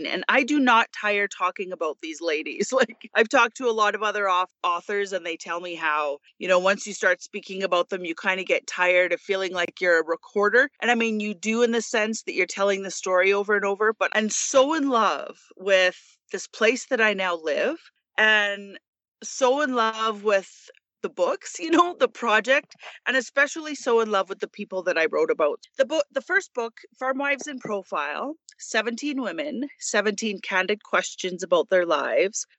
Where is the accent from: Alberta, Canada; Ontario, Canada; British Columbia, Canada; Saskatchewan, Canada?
Alberta, Canada; Lloydminster; in my hometown of Lloydminster